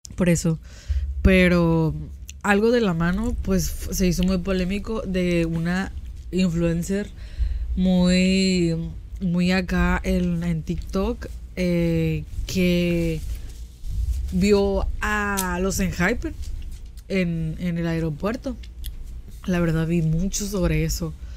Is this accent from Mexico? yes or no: yes; Mexico; nosotros como mexicanos